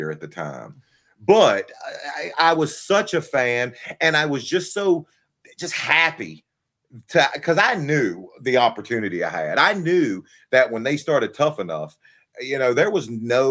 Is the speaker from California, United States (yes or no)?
no; Virginia, United States; I grew up in Virginia, and I watched Crockett Promotions